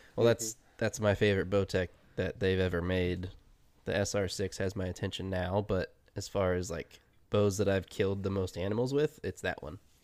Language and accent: English; Ohio, United States; moved away; also born or lived in Oregon; I grew up in Ohio